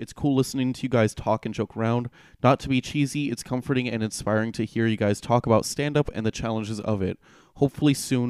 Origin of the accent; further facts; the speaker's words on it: California, United States; we grew up in California